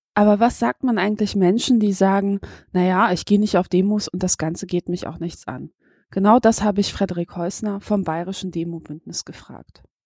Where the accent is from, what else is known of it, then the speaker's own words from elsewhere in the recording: Poland; now in Germany; ich bin auch Ausländer, ich bin in Polen geboren worden